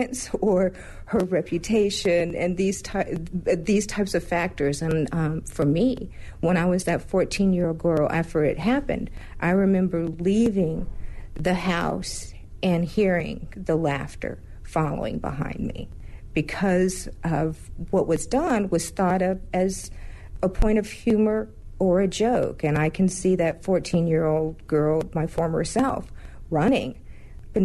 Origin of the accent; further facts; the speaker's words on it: North Georgia, United States; I was a 14-year-old girl that was growing up in North Georgia